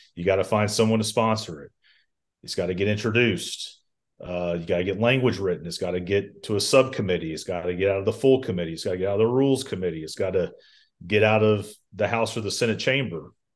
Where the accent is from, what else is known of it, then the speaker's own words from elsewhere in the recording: Columbus, Georgia, United States; also born or lived in Auburn, Alabama; I'm from Columbus, Georgia originally